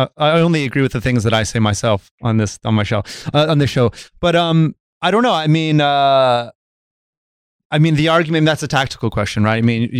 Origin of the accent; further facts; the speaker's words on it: United States; also born or lived in California; Yeah, I'm American. I'm registered to vote in California.